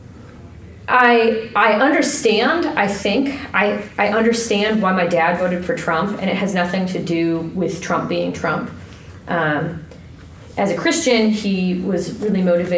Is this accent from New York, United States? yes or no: no; Ohio, United States; moved away as an adult; also born or lived in Kentucky / Iowa / San Antonio, Texas; I'm from Ohio, originally, and I went to college in Kentucky, and then I lived in Iowa, and then I lived in San Antonio, Texas